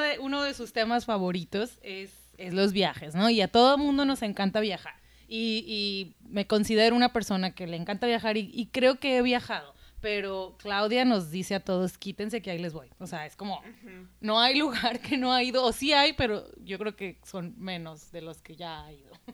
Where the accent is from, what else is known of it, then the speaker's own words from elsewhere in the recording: Mexico; de México